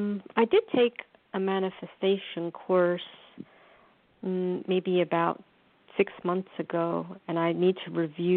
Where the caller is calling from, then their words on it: New York, United States; calling from New York.